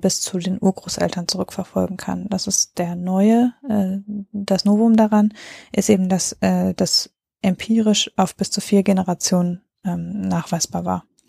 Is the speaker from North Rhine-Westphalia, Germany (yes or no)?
yes; North Rhine-Westphalia, Germany; ich komme ja auch aus NRW